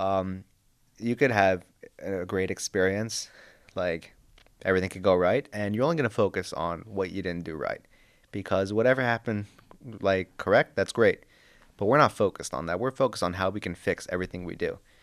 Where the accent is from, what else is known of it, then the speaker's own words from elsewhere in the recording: Long Island, New York, United States; moved away; I'm from Long Island, New York